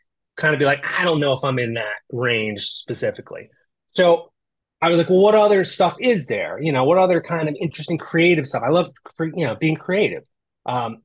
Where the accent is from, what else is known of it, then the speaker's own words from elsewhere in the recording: outside of Philadelphia, Pennsylvania, United States; also born or lived in Los Angeles; now in Midwest, United States; I grew up on the East Coast outside of Philadelphia